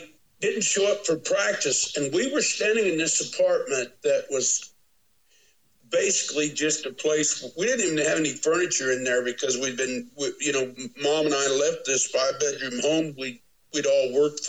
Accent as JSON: {"language": "English", "town": "Windsor", "region": "Missouri", "country": "United States", "tie": "born or raised there", "also_born_or_lived": "Columbia, Missouri", "said": "And I'd been there, you know, all along through seventh grade and everything in my hometown of Windsor, Missouri"}